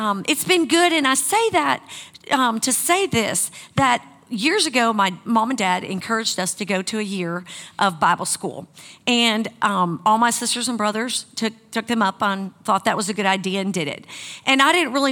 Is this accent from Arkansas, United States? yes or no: no; Wisconsin, United States; moved away; I grew up in Wisconsin